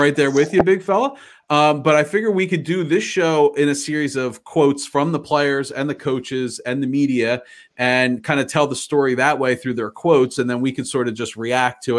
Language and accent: English; Philadelphia, Pennsylvania, United States; our hometown teams